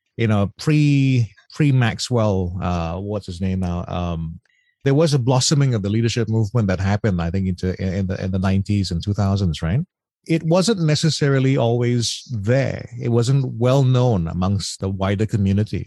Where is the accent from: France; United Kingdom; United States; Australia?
Australia; moved away; I come from Australia